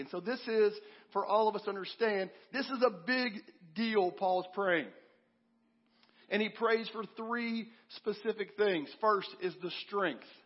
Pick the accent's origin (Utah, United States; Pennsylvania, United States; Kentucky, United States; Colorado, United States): Kentucky, United States; moved away; I'm from Kentucky originally, and I was home a few months ago visiting my parents, and I asked one of these guys I grew up going to church